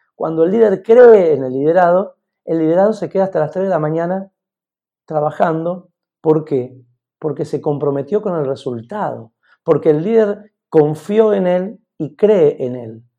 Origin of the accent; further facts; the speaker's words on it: Mendoza, Argentina; moved away as an adult; also born or lived in Barcelona, Spain; estoy en Mendoza, en mi tierra, con gente maravillosa